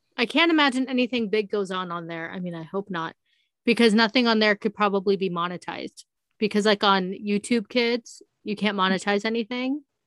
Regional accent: Palm Springs, California, United States; now in Las Vegas, United States; I grew up in a desert. I grew up in Palm Springs. I'm, I'm here in Vegas.

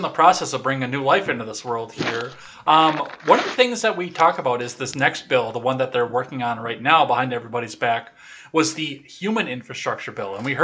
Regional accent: West Central Wisconsin, United States; also born or lived in Kenosha, Wisconsin; where I grew up over on West Central Wisconsin

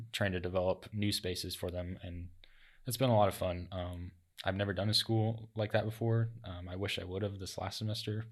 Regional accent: Lincoln, Nebraska, United States; moved away as an adult; now in Sioux City, United States; I'm originally from Lincoln, from a small town, and so moving up here to Sioux City was a little different.

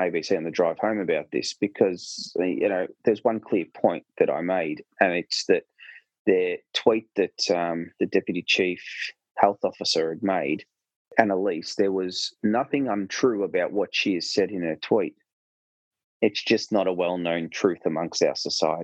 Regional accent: Australia

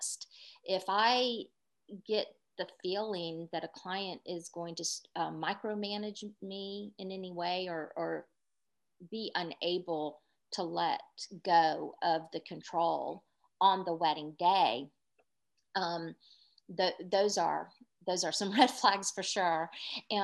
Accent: North Charleston, South Carolina, United States; I was born in North Charleston, and I was born and raised in North Charleston

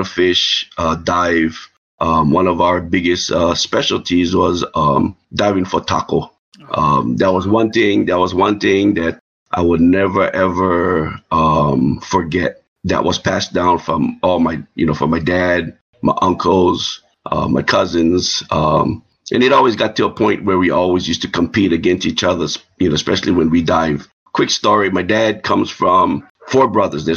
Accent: Kona, Hawaii, United States; moved away; I'm from the Big Island, born and raised, Kona.

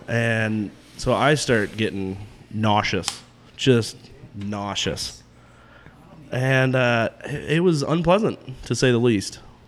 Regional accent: Aurora, Illinois, United States; I grew up in Aurora.

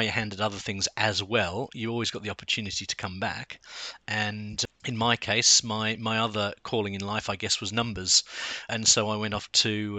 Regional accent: Sydney, New South Wales, Australia; moved away as an adult; also born or lived in South London, United Kingdom; now in London, United Kingdom; I come from Sydney

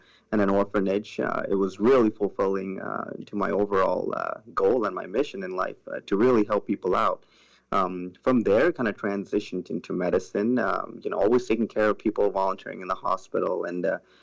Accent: Sri Lanka; also born or lived in Tampa Bay area; now in Tampa, United States; I was actually born in Sri Lanka, originally called Ceylon.

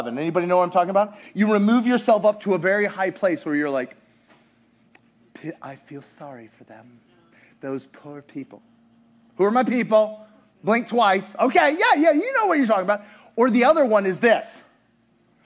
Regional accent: United States; also born or lived in Russia; being American in Russia

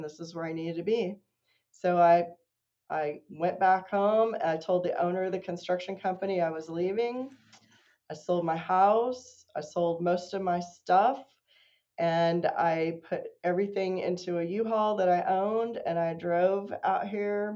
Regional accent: Kansas, United States; moved away as an adult; also born or lived in Missouri; now in North Carolina, United States; I grew up in Kansas

